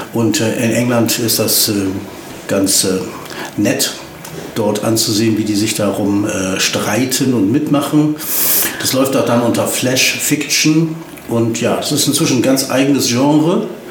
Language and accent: German; Oldenburg, Lower Saxony, Germany; moved away as an adult; also born or lived in Hanover; now in Osnabrück, Germany; bin ich in Hannover Langenhagen geboren worden. Und bin dann aber nach zwei Jahren umgezogen nach Oldenburg mhm. und dann nach Osnabrück